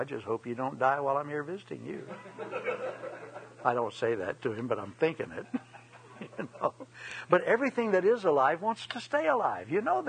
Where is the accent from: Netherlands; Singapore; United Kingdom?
United Kingdom; Scotland; I'm Scot, and we're both a lot of Irish background